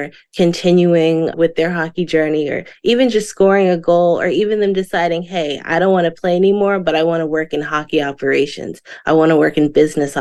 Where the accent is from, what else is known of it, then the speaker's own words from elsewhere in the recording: Florida, United States; growing up in Florida